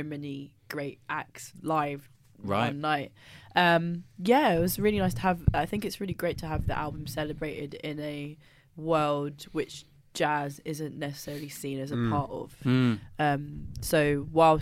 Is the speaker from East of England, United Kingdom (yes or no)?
yes; Welwyn Garden City, East of England, United Kingdom; I'm not from Luton. I'm from Wellington City